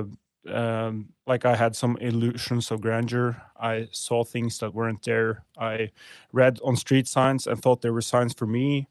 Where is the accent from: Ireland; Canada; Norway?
Norway; middle of Norway, central Norway; I grew up in Norway, Norwegian native. Uh, grew up in a small town, uh, in middle of Norway.